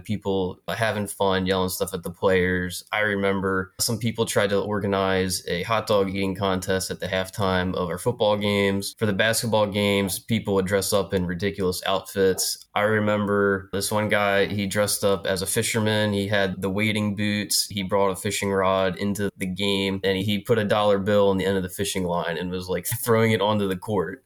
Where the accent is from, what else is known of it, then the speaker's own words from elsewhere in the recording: New Freedom, Pennsylvania, United States; moved away as an adult; now in Philadelphia, United States; I'm from, uh, South Central Pennsylvania, York County, and, uh, a little town called New Freedom, right on the Mason-Dixon line